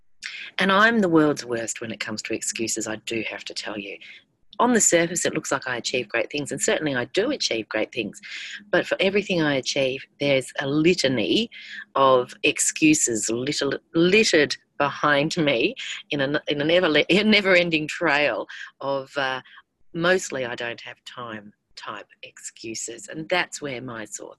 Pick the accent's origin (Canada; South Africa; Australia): Australia